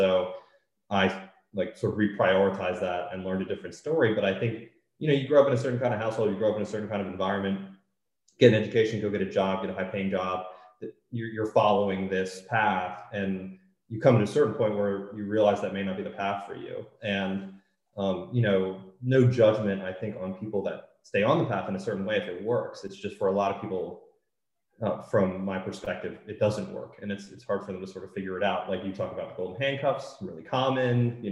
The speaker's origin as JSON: {"language": "English", "region": "Maryland", "country": "United States", "tie": "born or raised there", "said": "I grew up in Maryland and went to school there"}